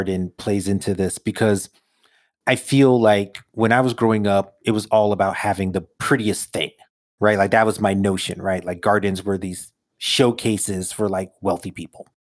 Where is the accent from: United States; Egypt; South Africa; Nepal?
United States; New York City, New York; I grew up in Brooklyn, no gardens